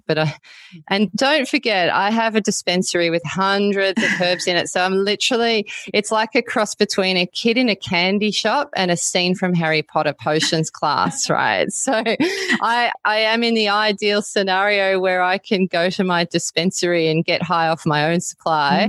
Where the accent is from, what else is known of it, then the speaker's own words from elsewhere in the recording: Melbourne, Victoria, Australia; now in Byron Bay, Australia; I live in Byron Bay now, but I wasn't born here. I was born in Melbourne